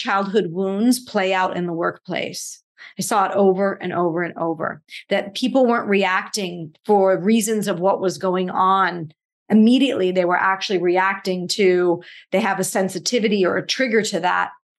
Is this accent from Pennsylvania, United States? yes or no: yes; Pittsburgh, Pennsylvania, United States; I grew up in Pittsburgh